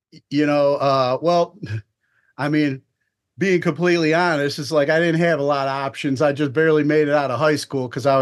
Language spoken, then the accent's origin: English; North Olmsted, Ohio, United States; I was born and raised in a suburb of Cleveland, Ohio, North Olmsted